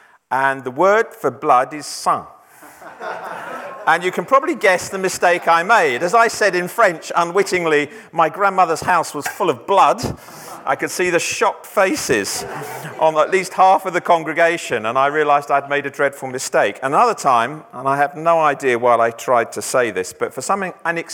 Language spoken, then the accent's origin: English; Essex, East of England, United Kingdom; now in France; I feel a bit of a fraud saying I come from France because I really come from Essex.